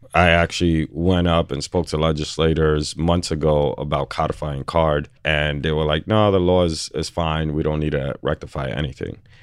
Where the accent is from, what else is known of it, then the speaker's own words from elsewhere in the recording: New York City, New York, United States; I'm born and raised on the Lower East Side